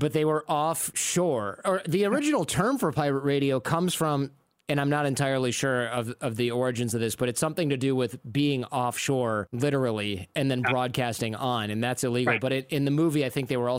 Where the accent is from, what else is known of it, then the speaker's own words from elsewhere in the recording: Detroit, Michigan, United States; moved away; also born or lived in New York; I'm from the suburbs of Detroit